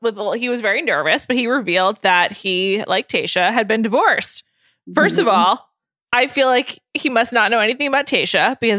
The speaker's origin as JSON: {"language": "English", "town": "San Diego", "region": "California", "country": "United States", "said": "I'm a beach guy. I'm from San Diego. Like I surf. I'm from San Diego."}